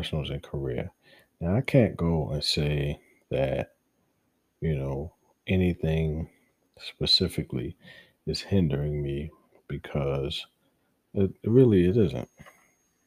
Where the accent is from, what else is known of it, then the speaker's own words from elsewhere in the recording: Baltimore, Maryland, United States; moved away; I'm from Baltimore. My city is hurting, and I don't care where I am in the world, that's my root, that's where I come from